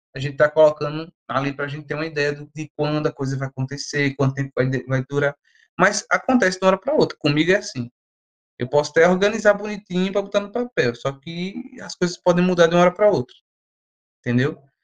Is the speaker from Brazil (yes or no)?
yes; Brazil; enquanto brasileiro